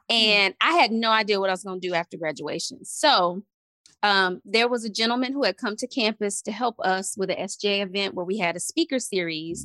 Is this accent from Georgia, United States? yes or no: no; Montgomery, Alabama, United States; I'm from Montgomery, Alabama.